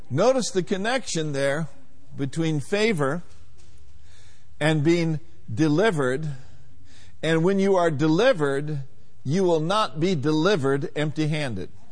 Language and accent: English; Minneapolis, Minnesota, United States; growing up in Minneapolis, Minnesota